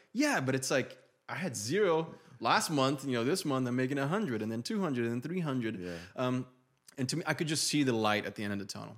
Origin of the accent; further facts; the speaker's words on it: Brazil; first language Portuguese; English is a second language; moved away; I'm an immigrant from Brazil, moved here with no English